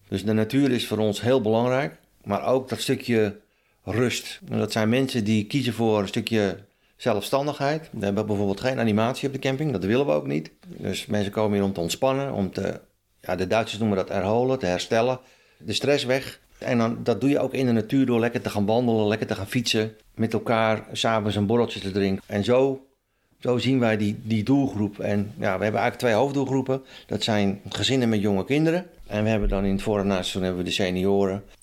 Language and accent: Dutch; Haarlemmermeer, North Holland, Netherlands; ik ben 60 eh, jaar. En mijn roots liggen in de Halenmeer.